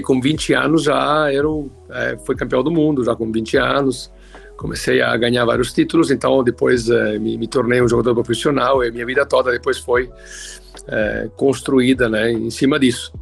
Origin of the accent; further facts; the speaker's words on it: Italy; Portuguese is a second language; moved away as an adult; now in Brazil; eu comecei a jogar muito novo, com 13 anos, né, lá na Itália, onde eu morava. Eu sou italiano de nascimento